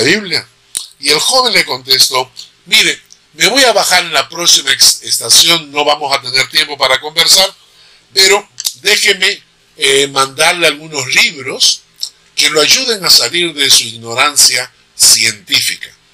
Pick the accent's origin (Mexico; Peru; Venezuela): Peru; also born or lived in Switzerland; soy un eh, peruano suizo